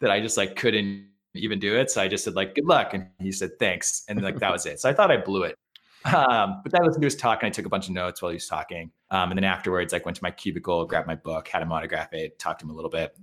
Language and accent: English; Hanover, Massachusetts, United States; I'm, uh, from Massachusetts, born and bred. Uh, I grew up in Hanover, Mass, uh, which is on the way to the Cape in a region called the South Shore, kinda south of Boston